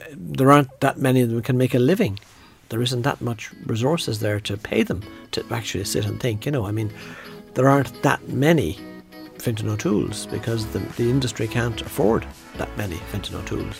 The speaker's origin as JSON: {"language": "English", "region": "Midlands", "country": "Ireland", "tie": "born or raised there", "said": "I grew up in the Midlands"}